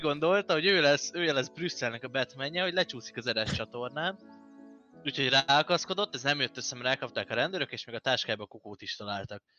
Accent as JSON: {"language": "Hungarian", "country": "Hungary", "said": "nekünk, a magyaroknak"}